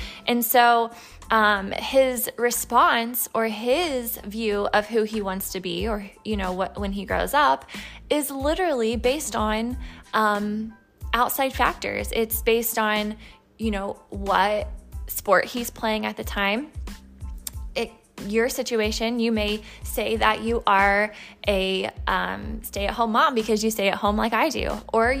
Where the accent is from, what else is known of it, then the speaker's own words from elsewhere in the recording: Indiana, United States; You know, I'm a Midwestern. That's, you know, born and raised in Indiana.